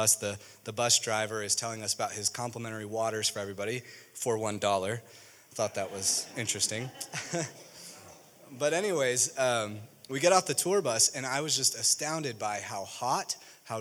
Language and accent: English; Chicago, Illinois, United States; moved away; also born or lived in Springfield, Missouri; I grew up in Chicago